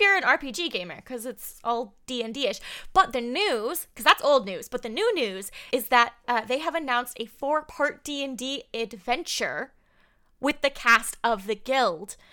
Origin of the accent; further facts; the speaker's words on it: Southern California, United States; I'm born and raised in Southern California, so I am a California girl